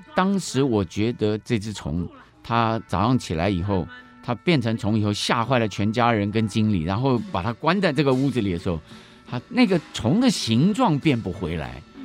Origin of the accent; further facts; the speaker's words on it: Taiwan; 我们在台湾长大